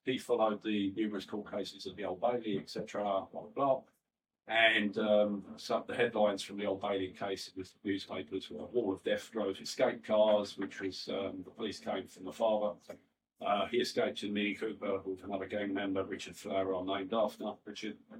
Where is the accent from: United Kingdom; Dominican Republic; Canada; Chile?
United Kingdom; London; I'm from West Ham. Um, born in 1962